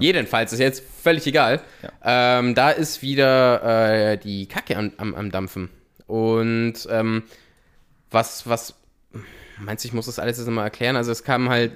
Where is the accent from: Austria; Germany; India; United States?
Austria; bei uns in Österreich